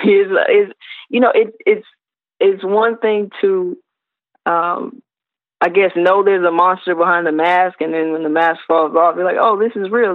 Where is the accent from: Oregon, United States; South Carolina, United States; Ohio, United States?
South Carolina, United States; I'm from South Carolina originally